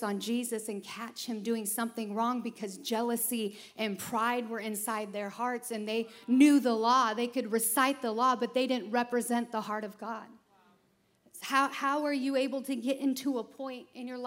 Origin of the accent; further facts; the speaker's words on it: Chicago, Illinois, United States; I'm from Chicago